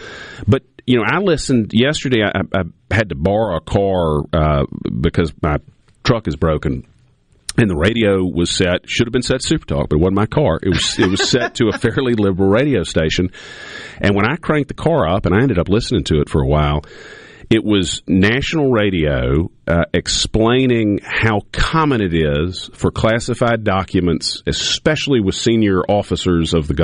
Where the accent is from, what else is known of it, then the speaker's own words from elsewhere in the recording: United States; But I like to think the first thing I think about myself is I'm an American.